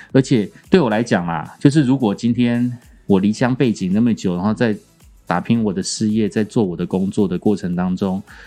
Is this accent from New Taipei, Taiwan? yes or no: no; Kaohsiung, Taiwan; moved away; 我隔了四十年吧，哎，三十几年，再次回到高雄，我记得我小时候，在我家